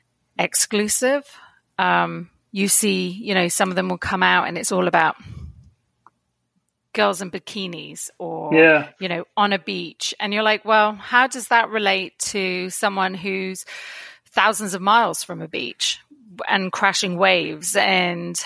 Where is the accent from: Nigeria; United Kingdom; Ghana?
United Kingdom; edge of Dartmoor near Plymouth, Devon, South West England; moved away as an adult; now in Toronto, Canada; I grew up on the edge of Dartmoor near Plymouth.